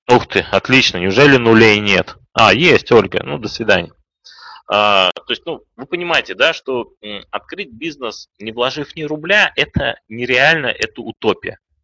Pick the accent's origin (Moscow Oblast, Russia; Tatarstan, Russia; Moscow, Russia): Tatarstan, Russia; Kazan; moved away; also born or lived in Saint Petersburg; Я сам из Казани, кстати.